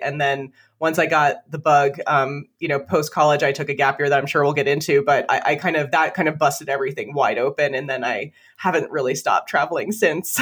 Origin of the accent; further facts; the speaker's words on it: Toms River, New Jersey, United States; now in Vermont, United States; I grew up in Tom's River, which is right by Seaside Park, Seaside Heights, Point Pleasant